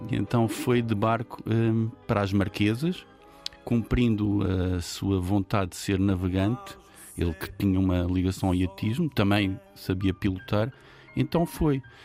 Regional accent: São Miguel, Azores, Portugal; quando cresci em São Miguel, que é uma ilha no contexto açoriano

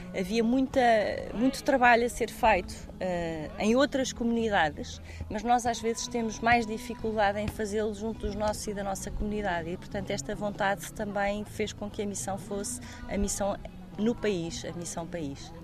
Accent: Portugal; naquilo que é o nosso ADN como portugueses

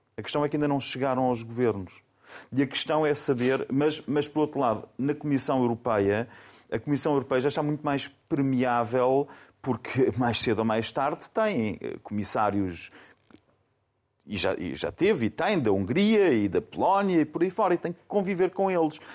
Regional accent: Faro, Algarve, Portugal; moved away; also born or lived in Germany; a minha terra, nasci em Faro, a minha terra são os Algarves

